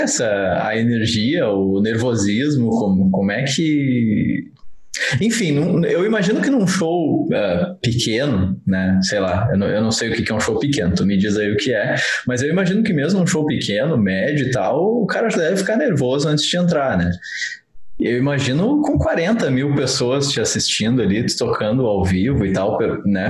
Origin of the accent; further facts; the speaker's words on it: Rio Grande do Sul, Brazil; nós somos de uma cidade do interior do Rio Grande do Sul